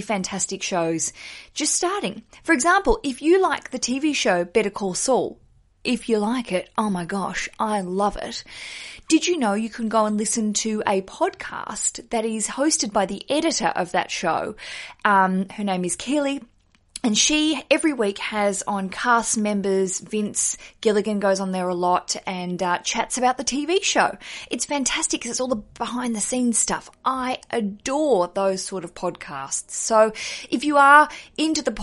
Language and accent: English; Australia; moved away as an adult; now in London, United Kingdom; I'm Australian. I live in London